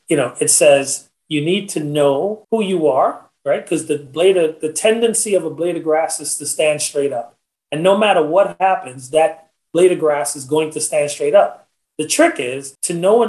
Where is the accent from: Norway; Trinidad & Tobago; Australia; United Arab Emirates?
Trinidad & Tobago; I'm a Trinidadian